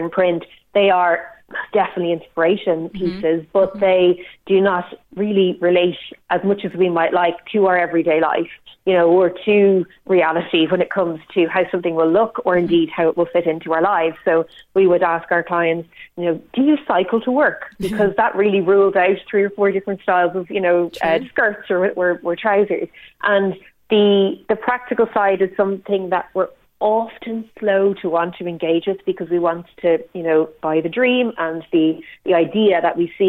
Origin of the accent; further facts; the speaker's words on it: Ireland; us as Irish people